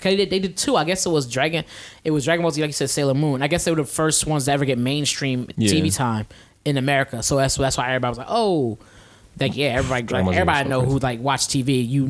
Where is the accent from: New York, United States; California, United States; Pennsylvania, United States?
Pennsylvania, United States; Philadelphia; I'm from Philly